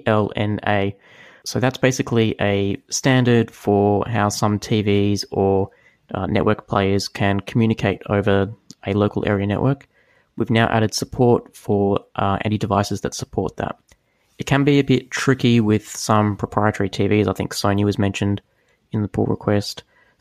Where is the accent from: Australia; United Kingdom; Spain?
Australia; As an Aussie